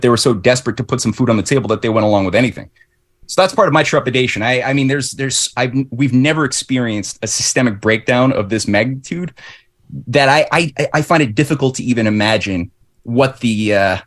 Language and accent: English; Canada; in Canada, ever since we were founded, so-called as a British monarchy of the North, we always had like too big to fail banks